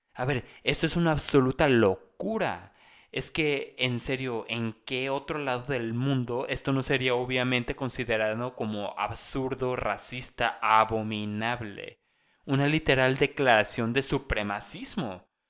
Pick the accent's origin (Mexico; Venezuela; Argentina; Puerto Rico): Mexico; lo que los mexicanos conocemos